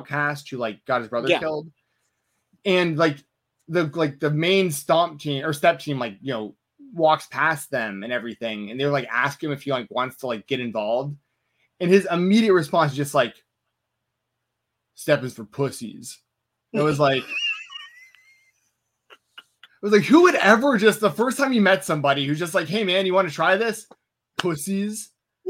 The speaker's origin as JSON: {"language": "English", "town": "Atlanta", "region": "Georgia", "country": "United States", "tie": "born or raised there", "said": "I grew up in Atlanta, Georgia."}